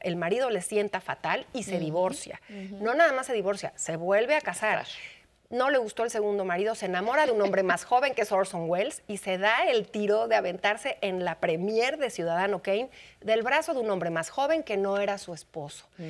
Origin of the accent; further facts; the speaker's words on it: Mexico; cómo somos los mexicanos, las mexicanas